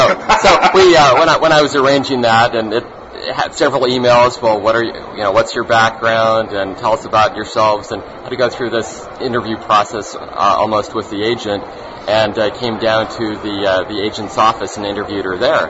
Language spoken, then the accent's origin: English; Utah, United States; we're from Utah, we're mostly harmless